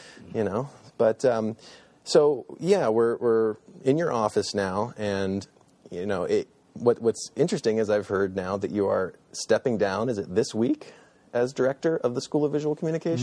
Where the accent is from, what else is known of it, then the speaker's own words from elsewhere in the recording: Athens, Ohio, United States; I grew up here in Athens, which is where Ohio University is